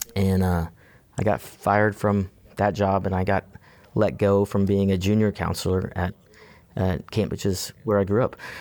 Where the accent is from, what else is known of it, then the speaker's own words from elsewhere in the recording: Houston, Texas, United States; So I was born and raised here in Houston, Texas. Uh, grew up inside the loop.